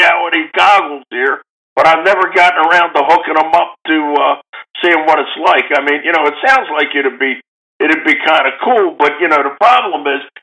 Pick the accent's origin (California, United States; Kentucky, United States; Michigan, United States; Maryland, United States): Maryland, United States; Baltimore; I'm from Baltimore